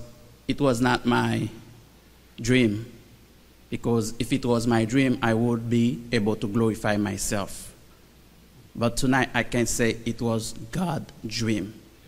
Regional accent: Haiti; moved away; I'm from Haiti.

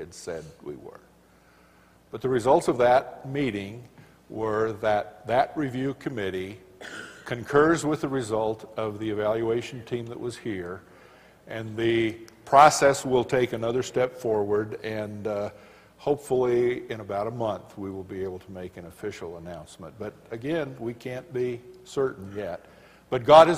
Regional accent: Colorado, United States; I'm from Colorado

